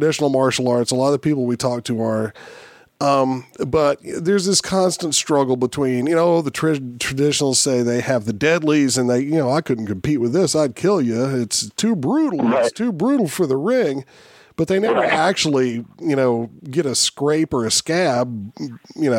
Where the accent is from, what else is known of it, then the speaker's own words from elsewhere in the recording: the South, United States; I grew up in the South